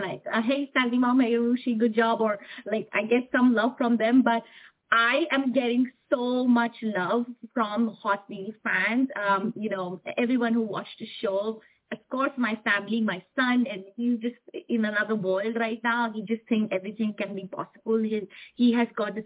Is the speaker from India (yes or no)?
yes; India; now in Houston, United States; I'm an Indian, and I want to, you know, really honor where I come from, where I belong.